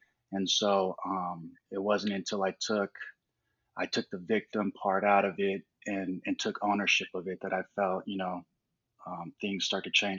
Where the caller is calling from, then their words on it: Denver, Colorado, United States; I'm calling from Denver.